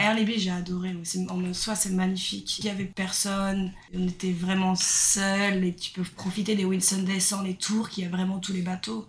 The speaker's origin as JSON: {"language": "French", "region": "Brittany", "country": "France", "moved": "as an adult", "lives_now": "Australia", "said": "je viens de Bretagne en France"}